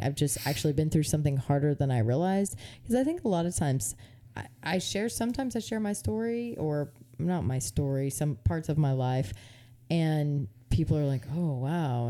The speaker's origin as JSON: {"language": "English", "country": "United States", "said": "I love being an American citizen"}